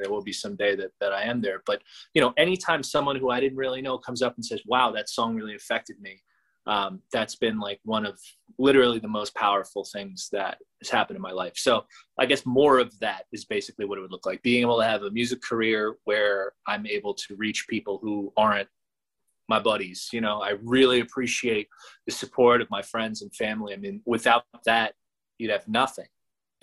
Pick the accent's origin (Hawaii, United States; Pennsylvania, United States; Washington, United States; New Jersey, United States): New Jersey, United States; Teaneck; It was right here in Teaneck, which is my hometown